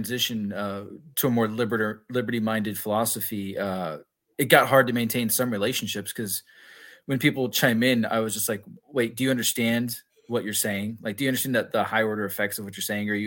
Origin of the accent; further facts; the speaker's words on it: Corpus Christi, Texas, United States; moved away as an adult; I was born in Corpus Christi, Texas, born and raised for 18 years.